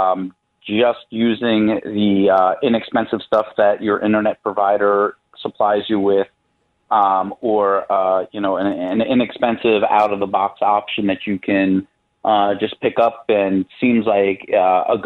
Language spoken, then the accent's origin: English; New York, United States; moved away as an adult; now in Chicago, United States; I am originally from New York